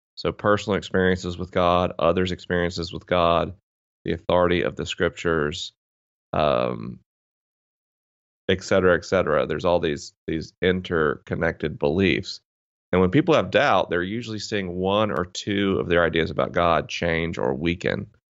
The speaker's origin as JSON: {"language": "English", "town": "Tallahassee", "region": "Florida", "country": "United States", "tie": "born or raised there", "said": "I grew up in Tallahassee, Florida, which is, uh, definitely Bible Belt territory"}